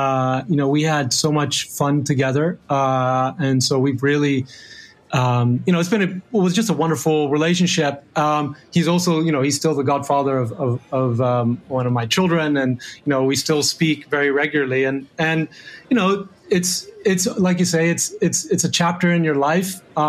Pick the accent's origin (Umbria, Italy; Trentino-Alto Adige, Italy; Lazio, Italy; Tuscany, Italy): Lazio, Italy; Rome; And then growing up in Rome, where I, you know, like unbelievable place with incredible history.